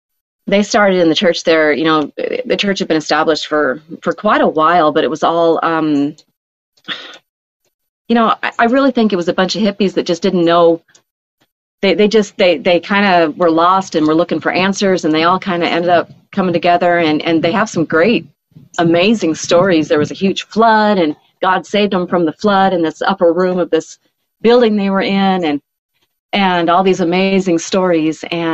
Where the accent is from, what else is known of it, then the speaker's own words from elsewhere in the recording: Oregon, United States; born there; also born or lived in Rapid City, South Dakota; One of my first memories of being in the message was before we actually moved to Rapid City, I was born in Oregon.